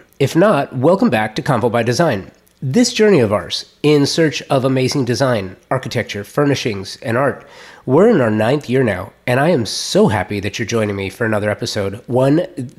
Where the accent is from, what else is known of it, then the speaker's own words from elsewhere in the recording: California, United States; growing up and being raised in Southern California, loved it. I loved growing up in Southern California